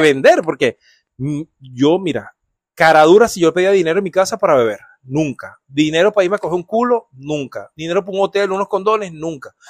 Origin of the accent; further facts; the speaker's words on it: Venezuela; moved away; Tocaba puertas de chiquito en Venezuela